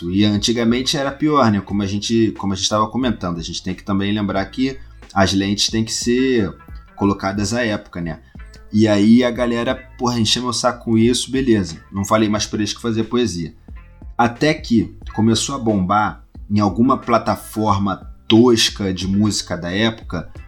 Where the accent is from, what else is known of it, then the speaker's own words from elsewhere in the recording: Rio de Janeiro, Brazil; Hoje em dia eu moro num bairro ao lado do Meier, ainda na Zona Norte é perto, mas eu cresci no Meier, tá ligado?